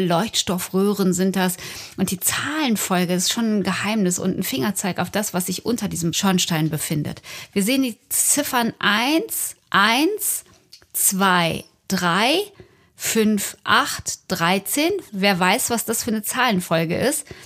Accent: Unna, North Rhine-Westphalia, Germany; aus meiner Heimatstadt, aus Unna. Da bin ich geboren, da bin ich zur Schule gegangen

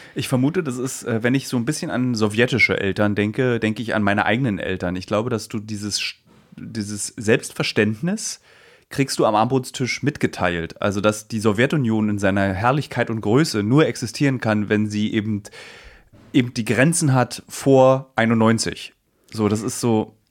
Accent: East Germany, Germany; meine Kindheit in der DDR

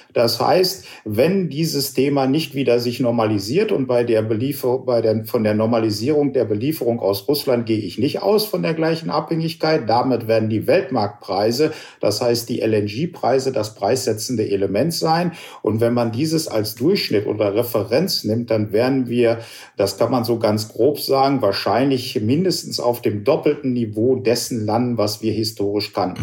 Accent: Germany; auch als Deutsche

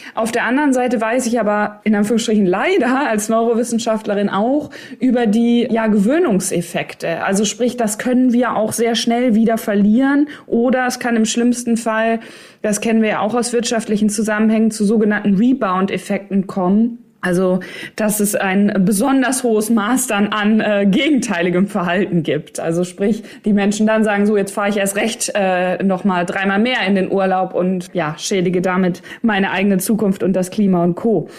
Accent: Ostwestfalen-Lippe, North Rhine-Westphalia, Germany; also born or lived in Cologne; Ich komme ja aus Ostwestfalen, Lippe, also OWL.

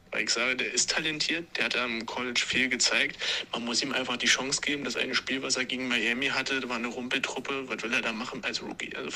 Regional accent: Regensburg, Bavaria, Germany; über unsere wunderschöne Oberpfalz und unseren wunderschönen Dialekt äh, geredet habt.

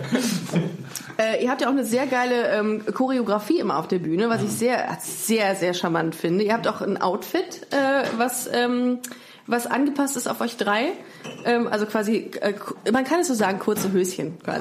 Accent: Düsseldorf, North Rhine-Westphalia, Germany; dass ich in Düsseldorf geboren bin

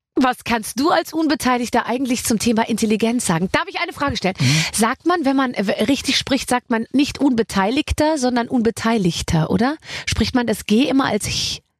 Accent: Bavaria, Germany; Ich bin ja aus Bayern

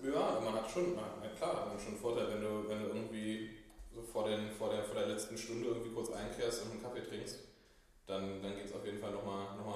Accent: Berlin, Germany; also born or lived in Hamburg; Ja, ich bin ähm, gebürtiger Berliner, auch immer hier gewesen mit einem, mit einem kleinen Hamburger Intermezzo in der Studienzeit.

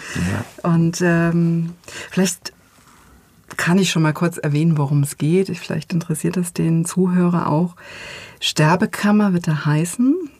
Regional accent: Germany; ich bin ja in der DDR geboren, 1974

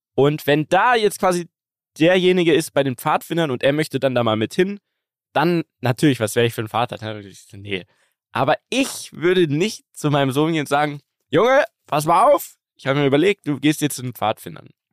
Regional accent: Munich, Bavaria, Germany; Bei uns in München

